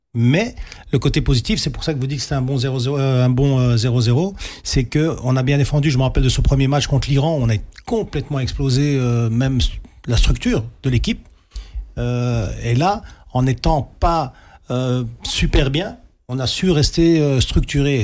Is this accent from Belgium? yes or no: yes; Belgium; on est belge, on est fier de la Belgique, on est fier d'être né ici